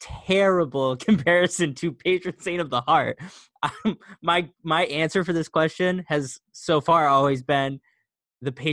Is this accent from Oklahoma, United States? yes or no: no; Syracuse, New York, United States; moved away as an adult; now in Vancouver, United States; I'm originally from Syracuse, New York, now in Vancouver, Washington, West Coast – East Coast to West Coast